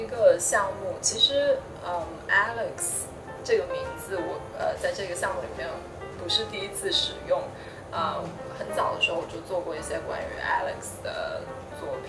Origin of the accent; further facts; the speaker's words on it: Shenzhen, Guangdong, China; moved away as an adult; now in New York, United States; 我是在深圳长大的，嗯，然后来美国念的大学，在这里已经十几年了，我都已经忘了十几年了，十三年差不多了。